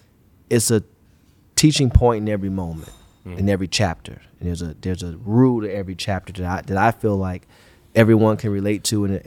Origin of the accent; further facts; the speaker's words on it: Cleveland, Ohio, United States; I grew up in the Glenville area, Cleveland, you know, St. Clair, like it's everywhere now, but it's a war zone pretty much.